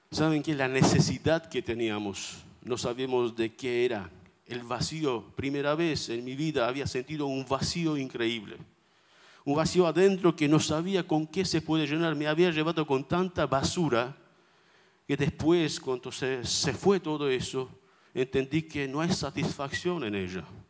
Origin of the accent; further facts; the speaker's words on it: Armenia; first language Armenian; Spanish is a second language; now in Buenos Aires, Argentina; vengo de Armenia, como un armenio orgulloso